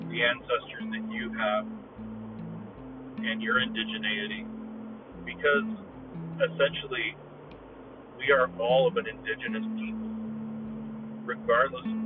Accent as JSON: {"language": "English", "country": "United States", "said": "I honestly have this conflicted feeling of being an American and being a Mexican heritage"}